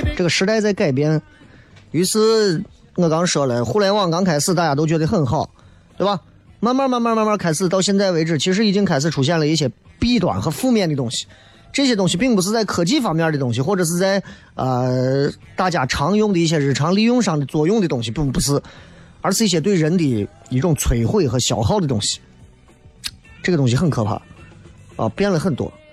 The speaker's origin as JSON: {"language": "Chinese", "town": "Xi'an", "region": "Shaanxi", "country": "China", "said": "我们西安人"}